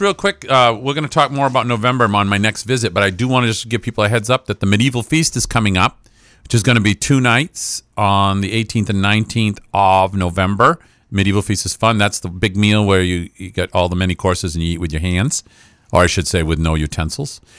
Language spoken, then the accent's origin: English; Franklin County, Maine, United States; I am from Franklin County